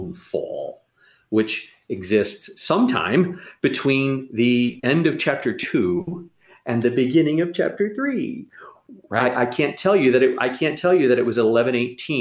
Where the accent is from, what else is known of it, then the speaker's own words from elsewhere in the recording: St. Louis, Missouri, United States; I grew up in St. Louis